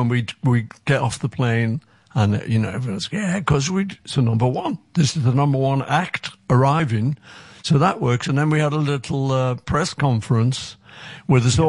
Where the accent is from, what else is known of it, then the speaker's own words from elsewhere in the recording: Liverpool, North West England, United Kingdom; we're from Liverpool